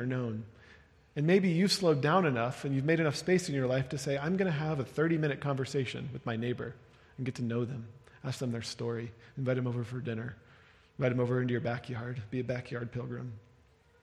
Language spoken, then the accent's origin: English; United Kingdom; now in Denver, United States; I was speaking as a British person